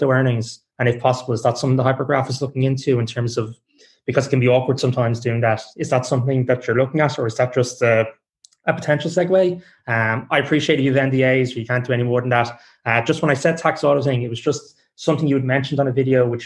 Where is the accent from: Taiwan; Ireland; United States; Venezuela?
Ireland; I'm from Ireland